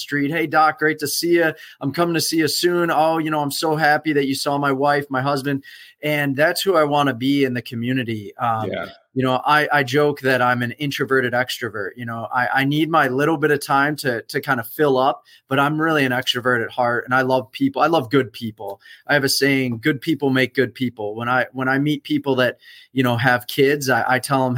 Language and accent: English; Buffalo, New York, United States; also born or lived in Fort Walton Beach, Florida; now in Tampa, United States; I'm originally from Buffalo, New York